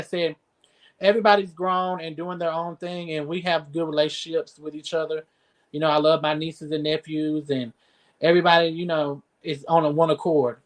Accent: Newton, Georgia, United States; moved away as an adult; also born or lived in Camilla, Georgia; now in Albany, United States; I'm from Newton, Georgia

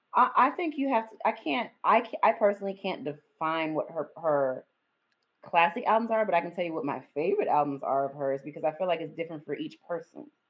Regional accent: the South, United States; we grew up in the South. And so and I went to yeah. a southern school. I went to a southern college

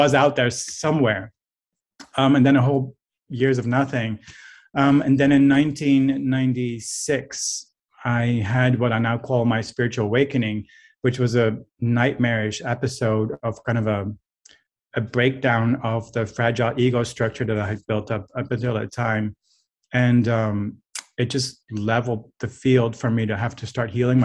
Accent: Netherlands; moved away; I'm from a culture where that's not normal. I'm from the Netherlands

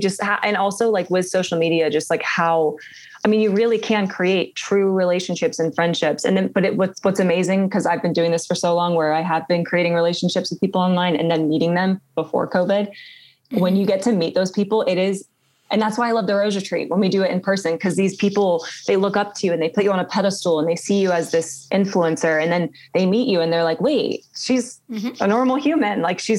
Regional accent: England, United Kingdom; born there; accent: British; I was born in England and I grew up with a British accent until I like was a little bit older and like learned to like drop it.

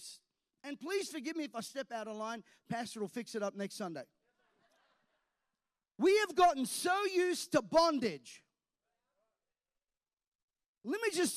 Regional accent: Australia

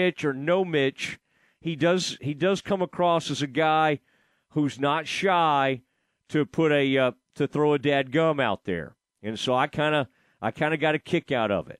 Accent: Kaufman, Texas, United States; my hometown, from Kaufman, Texas

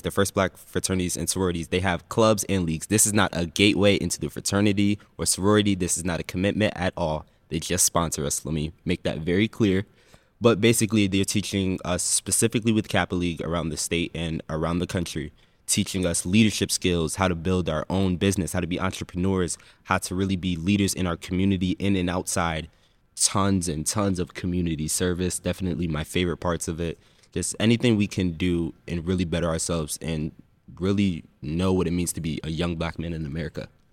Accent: Windsor, Connecticut, United States; born and raised in Windsor, Connecticut.

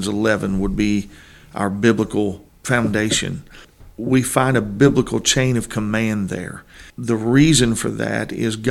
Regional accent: Granite City, Illinois, United States; moved away as an adult; I was born in Granite City, Illinois, 1972

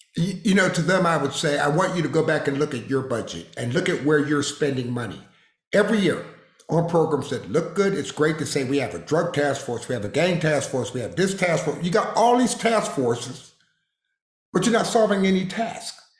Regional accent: Harrisburg, Pennsylvania, United States; moved away; also born or lived in Waco, Texas; I grew up in Harrisburg, Pennsylvania

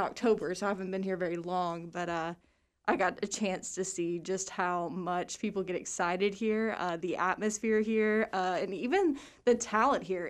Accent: Nashville, Tennessee, United States; moved away as an adult; also born or lived in Arkansas / Wichita Falls, Texas; now in Waco, United States; But I'm originally from Nashville, Tennessee, so I'm kind of far away from home, but grew up there.

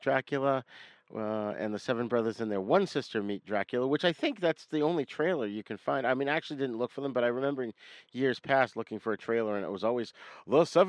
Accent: New England, United States; accent: New England; That's my New England accent

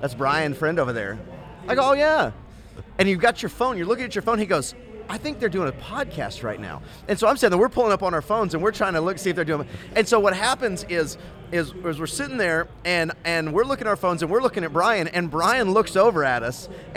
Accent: Temple, Texas, United States; I'm from Temple

